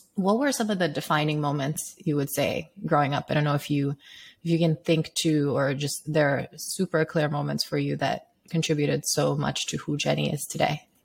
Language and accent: English; Sierra Leone; moved away; I grew up in Sierra Leone.